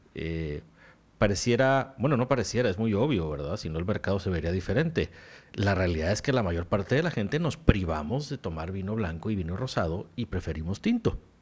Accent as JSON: {"language": "Spanish", "country": "Mexico", "said": "aquí en México"}